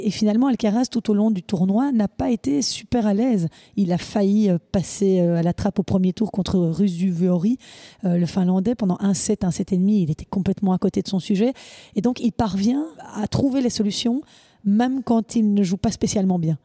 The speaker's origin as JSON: {"language": "French", "country": "Belgium", "said": "chez nous à Anvers"}